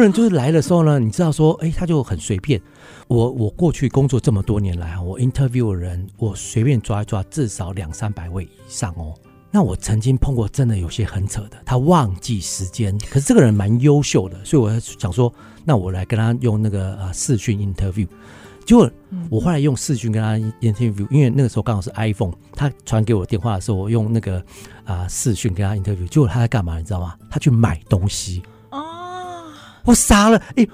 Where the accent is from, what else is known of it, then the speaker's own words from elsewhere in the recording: Taiwan; also born or lived in London, United Kingdom; 我come from Taiwan啊